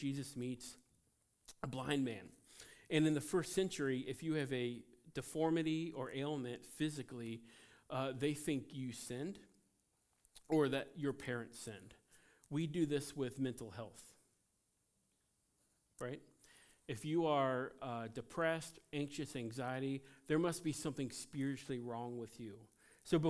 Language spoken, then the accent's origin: English; United States; as an American